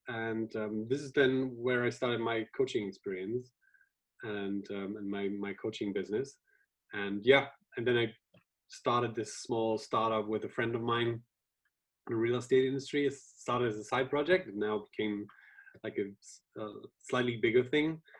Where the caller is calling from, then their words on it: Dresden, Saxony, Germany; Uh, I'm located here in Dresden, Germany, which is roughly 200 kilometers south of Berlin.